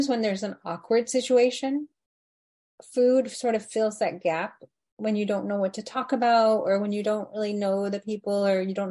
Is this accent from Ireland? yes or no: no; India; culturally for us as Indian people, it's all about the food